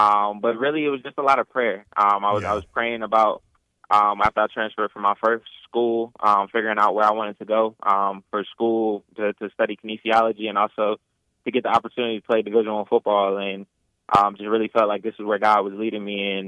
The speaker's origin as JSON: {"language": "English", "town": "Washington", "region": "District of Columbia", "country": "United States", "lives_now": "Illinois, United States", "said": "Originally, I am from Washington, D.C. However, I've moved around a lot. So lived in 5 different states, Illinois being the 5th."}